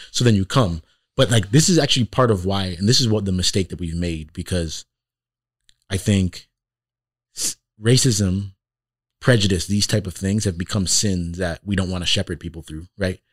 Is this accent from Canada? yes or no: yes; Toronto, Ontario, Canada; now in Iowa, United States; I grew up in Toronto in the city